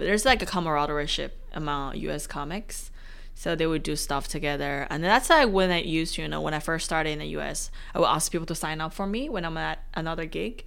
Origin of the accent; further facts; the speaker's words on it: China; now in Australia; I'm from China